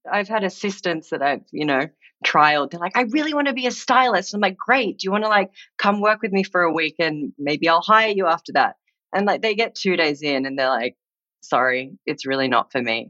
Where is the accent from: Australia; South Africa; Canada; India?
Australia; Sydney, New South Wales; also born or lived in New Zealand; now in Los Angeles, United States; I was born in New Zealand. And when I was four years old, my family moved to Sydney in Australia, which is where I grew up and went to school and started my career.